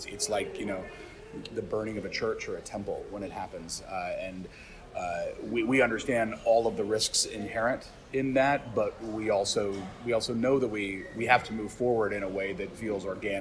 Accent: San Francisco, California, United States; also born or lived in Oakland; now in Vermont, United States; I was raised by hippies in San Francisco and Oakland

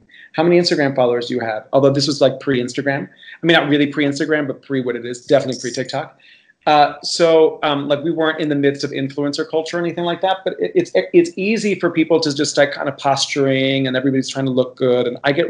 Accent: Miami, Florida, United States; as a gay Cuban boy growing up in Miami, Florida

